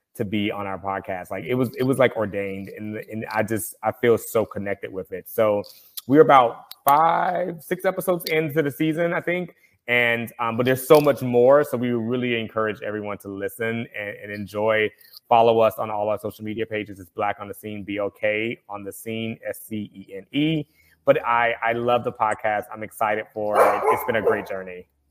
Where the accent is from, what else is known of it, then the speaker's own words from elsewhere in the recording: the South, United States; Growing up in the South, I can speak to that as a black person